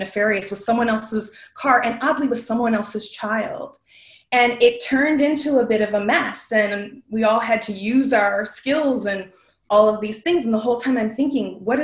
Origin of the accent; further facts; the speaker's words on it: Western New York, United States; I'm from Western New York